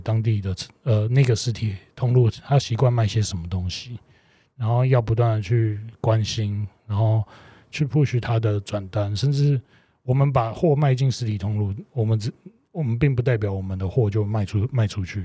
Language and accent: Chinese; Taiwan; moved away as an adult; now in Indonesia; 像我们台湾人吧，华人